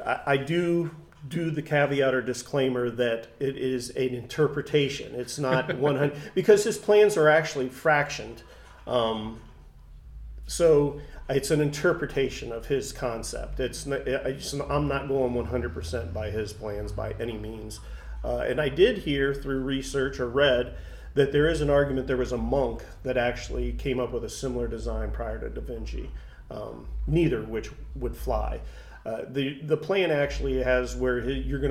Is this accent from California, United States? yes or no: no; Troy, Ohio, United States; moved away as an adult; being back in my hometown. And Troy is very, very art appreciative